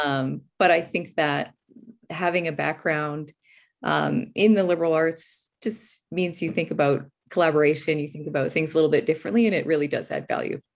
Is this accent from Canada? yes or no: yes; Alberta, Canada; I grew up in Alberta